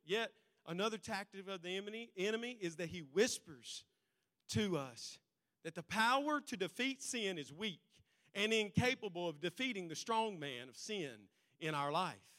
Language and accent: English; United States; Because we're Americans. Because I'm an American